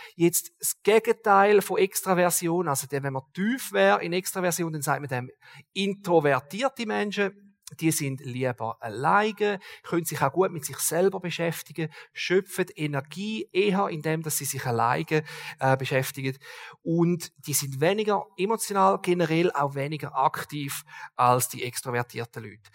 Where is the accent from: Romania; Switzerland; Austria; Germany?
Switzerland; als Schweizer